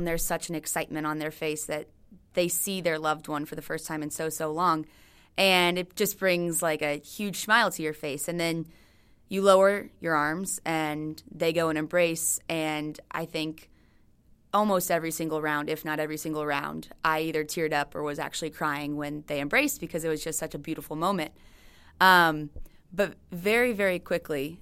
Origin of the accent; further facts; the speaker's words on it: United States; being an American